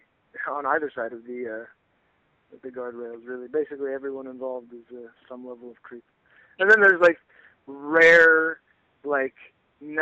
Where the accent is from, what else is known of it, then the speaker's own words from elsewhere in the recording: Iowa, United States; now in New Jersey, United States; I grew up in Iowa